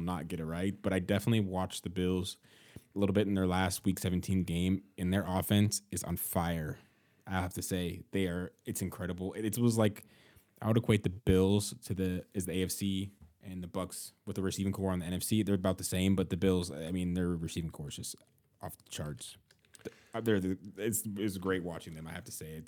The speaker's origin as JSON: {"language": "English", "town": "Seattle", "region": "Washington", "country": "United States", "said": "I'm from Seattle"}